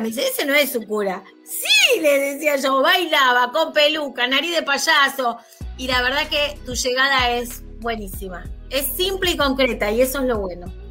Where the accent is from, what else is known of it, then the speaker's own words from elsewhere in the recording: Buenos Aires, Argentina; soy de Lugano, de Capital